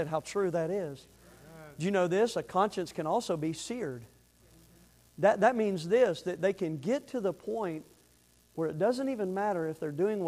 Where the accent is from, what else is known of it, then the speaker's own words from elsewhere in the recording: the Panhandle of Florida, United States; the little town I grew up in the Panhandle of Florida